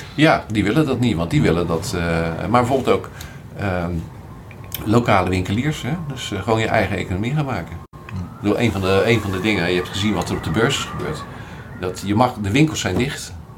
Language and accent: Dutch; Rotterdam, South Holland, Netherlands; ik ben Rotterdammer